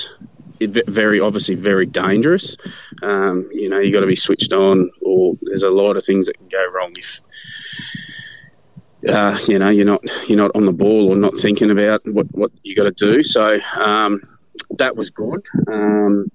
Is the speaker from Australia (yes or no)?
yes; Denny, Australia; also born or lived in Brisbane; born and bred in Denny. All my school in Denny